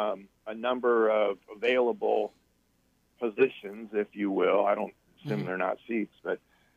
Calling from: Muscatine, Iowa, United States; I'm calling from Muscatine.

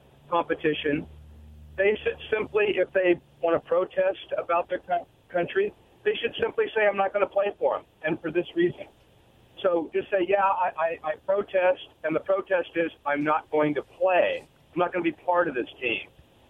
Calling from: Richland, United States; This is … from Richland.

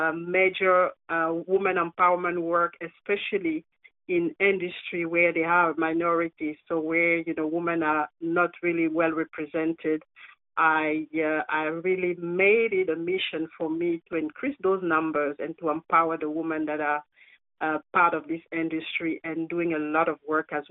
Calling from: Perth, Western Australia, Australia; I'm tuning in from Perth in Australia.

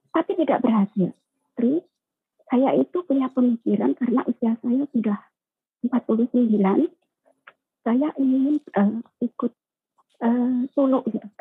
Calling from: Taiwan; Saya dari saya dari Taiwan

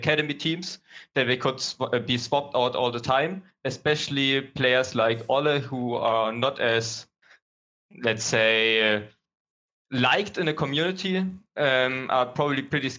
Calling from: Germany; So I'm calling from Germany.

